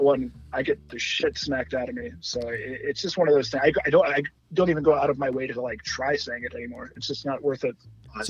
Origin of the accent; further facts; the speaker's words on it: Columbus, United States; when I was growing up in Columbus.